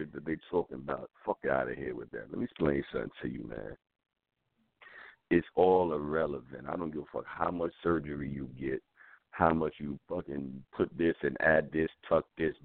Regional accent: New York City, New York, United States; I'm from the Bronx

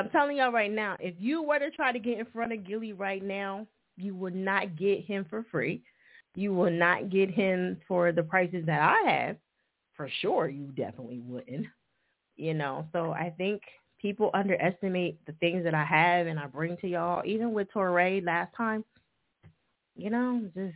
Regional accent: New Jersey, United States; moved away; I'm originally from Jersey

